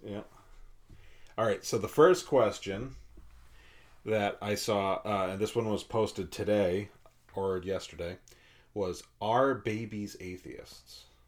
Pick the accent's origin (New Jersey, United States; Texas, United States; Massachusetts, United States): Massachusetts, United States; moved away; I grew up in Massachusetts